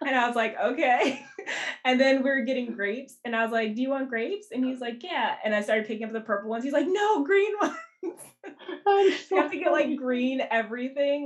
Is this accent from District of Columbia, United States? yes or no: yes; Washington, District of Columbia, United States; moved away as an adult; also born or lived in New Jersey; now in Brooklyn, United States; I actually wasn't born here. Um, I I grew up in Washington D.C.